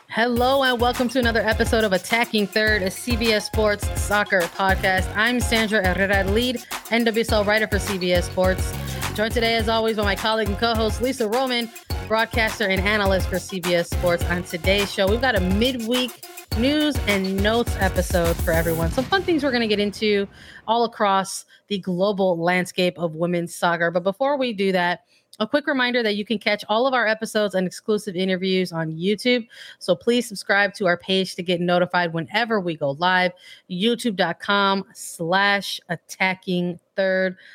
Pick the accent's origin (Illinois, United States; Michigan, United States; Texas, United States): Illinois, United States; I'm from Illinois